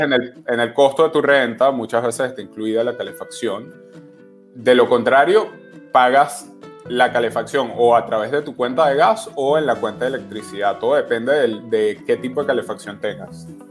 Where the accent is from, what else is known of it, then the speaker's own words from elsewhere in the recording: Venezuela; now in New York, United States; yo como venezolano decidí irme de Venezuela desde joven